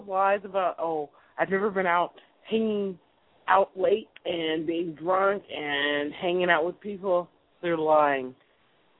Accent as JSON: {"language": "English", "region": "Northern California", "country": "United States", "said": "I'm from Northern California"}